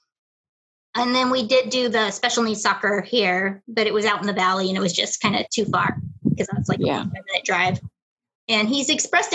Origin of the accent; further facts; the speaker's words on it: Spokane, Washington, United States; I grew up in Spokane and I danced for 15 years